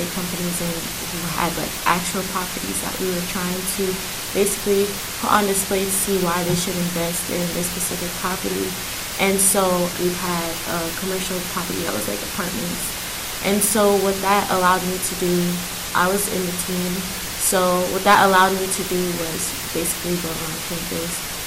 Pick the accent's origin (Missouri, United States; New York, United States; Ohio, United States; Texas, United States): New York, United States; New York City; I'm from Queens, New York